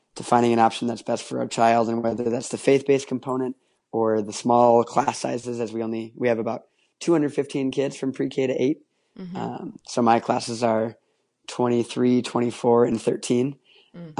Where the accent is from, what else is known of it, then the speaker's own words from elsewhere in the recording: Minneapolis, Minnesota, United States; also born or lived in Mobile, Alabama; now in Chicago, United States; the school options in my hometown of Minneapolis